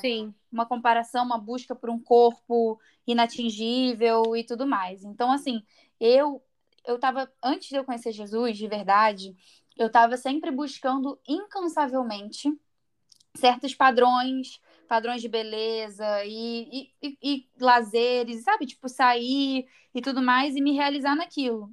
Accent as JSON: {"language": "Portuguese", "region": "Rio de Janeiro", "country": "Brazil", "tie": "born or raised there", "moved": "as an adult", "lives_now": "United States", "said": "eu tô morando agora aqui nos Estados Unidos, mas eu morei a vida inteira no Rio na barra"}